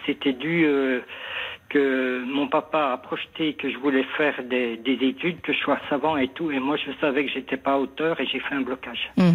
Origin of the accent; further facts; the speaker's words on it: the North, north of France, France; moved away as an adult; also born or lived in Marseille; je suis du Nord